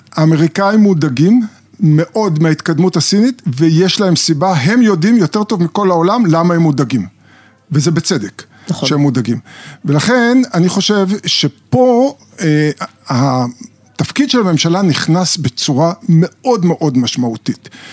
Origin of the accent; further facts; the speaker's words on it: Israel; אני גדלתי בקיבוץ